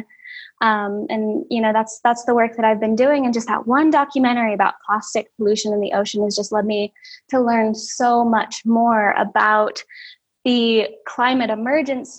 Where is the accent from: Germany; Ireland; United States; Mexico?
United States; West Coast; moved away as an adult; also born or lived in California / Oregon / Georgia; now in South Dakota, United States; I grew up in California and Oregon. I consider myself, you know, very West Coast hippie.